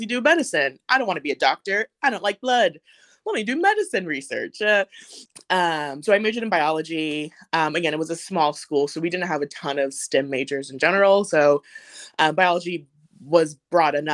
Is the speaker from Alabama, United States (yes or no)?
no; Oceanside, California, United States; moved away as an adult; now in Athens, Georgia, United States; I grew up in Oceanside, California